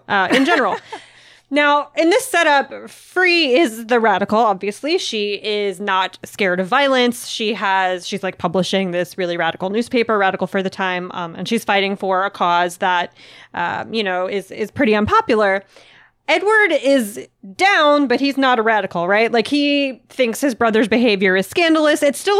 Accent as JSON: {"language": "English", "country": "Puerto Rico", "said": "I'm from Puerto Rico and would like to read more not only about my island, but the ones around me as well."}